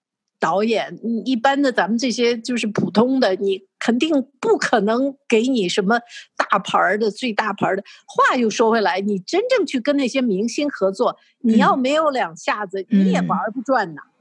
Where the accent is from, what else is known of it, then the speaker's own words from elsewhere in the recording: China; now in Canada; 因为我从大陆过来嘛，因为你知道大陆生活过的都是大起大落的那种生活